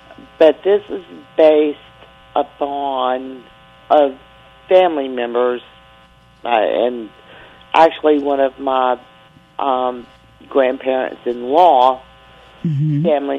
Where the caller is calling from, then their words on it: Mississippi, United States; I am calling from Mississippi.